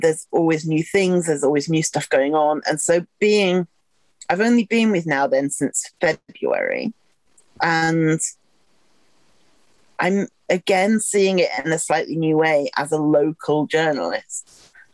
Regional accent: Wigan, North West England, United Kingdom; now in Sheffield, United Kingdom; I grew up in Wigan, which is your side of the Pennines

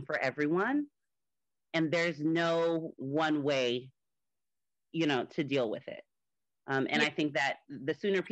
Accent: Miami, Florida, United States; moved away as an adult; now in Atlanta, United States; I am originally from Miami, Florida in the United States. I recently moved to Atlanta

